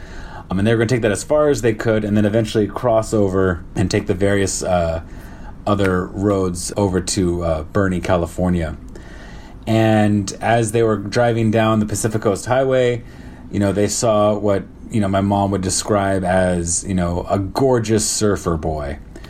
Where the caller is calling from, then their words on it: Shanghai, China; I'm calling from Shanghai, China, and I'm on my 12th day of my 14-day quarantine here in Shanghai.